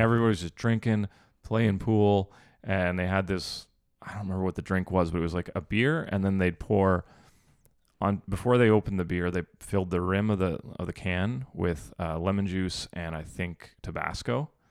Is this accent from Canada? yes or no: yes; Canada; We're from Canada.